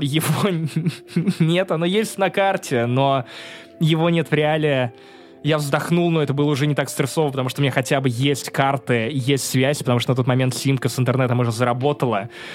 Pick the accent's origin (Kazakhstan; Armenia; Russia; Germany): Russia; also born or lived in Kaliningrad, Russia; я из России